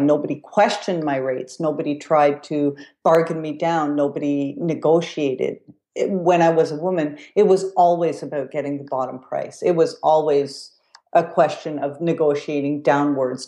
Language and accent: English; Quebec, Canada; I come from Quebec, too